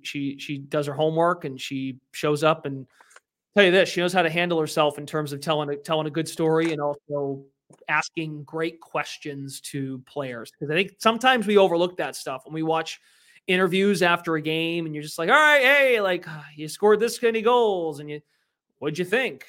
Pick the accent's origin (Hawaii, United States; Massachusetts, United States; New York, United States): Massachusetts, United States; Lowell; I worked at a local radio station in my hometown of Lowell, Mass, uh, Lowell, Massachusetts